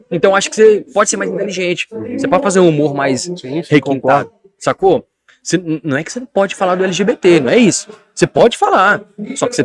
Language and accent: Portuguese; Espírito Santo, Brazil; eu sou capixaba e eu não falo com estranho.